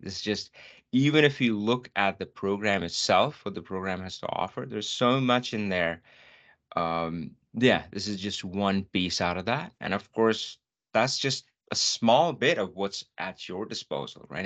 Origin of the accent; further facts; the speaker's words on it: North India, India; moved away; I'm from North India